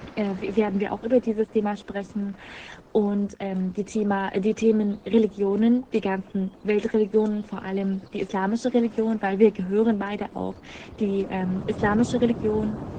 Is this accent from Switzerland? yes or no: no; Syria; German is a second language; now in Germany